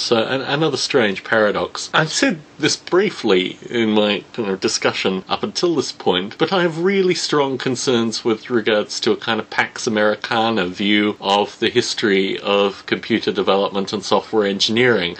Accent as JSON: {"language": "English", "country": "Australia", "tie": "born or raised there", "said": "Growing up in Australia"}